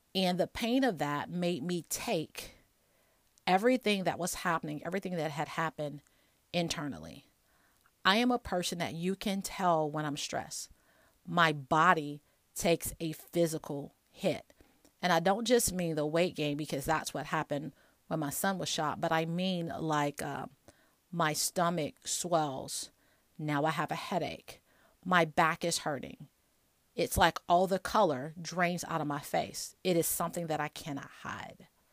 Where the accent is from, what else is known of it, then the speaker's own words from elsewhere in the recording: Chicago, Illinois, United States; moved away; also born or lived in Alabama; I'm from Chicago